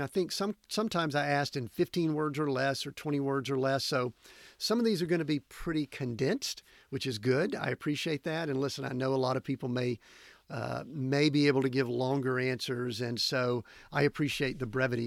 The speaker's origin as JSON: {"language": "English", "region": "Georgia", "country": "United States", "tie": "born or raised there", "moved": "yes", "said": "down in Georgia, back in my hometown, my home area there"}